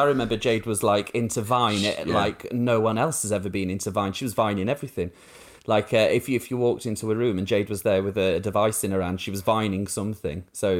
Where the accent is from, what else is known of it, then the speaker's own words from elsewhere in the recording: Rotherham, Yorkshire and the Humber, United Kingdom; It's there's a real rise of the far right in Rotherham. So like when I say, oh, I'm from Yorkshire, people think, you know, flat caps and dripping. But no, it was all National Front graffiti and council houses.